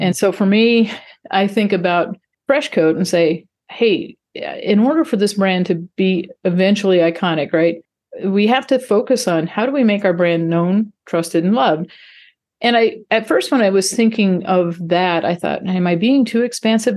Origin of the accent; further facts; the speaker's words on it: North Dakota, United States; moved away as an adult; also born or lived in Texas; I grew up in North Dakota of all places, but, uh, went to school in Texas